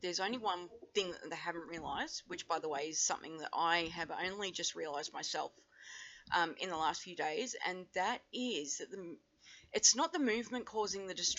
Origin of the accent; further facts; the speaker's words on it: Australia; Even though I don't live in the USA, as I mentioned before, but as an Australian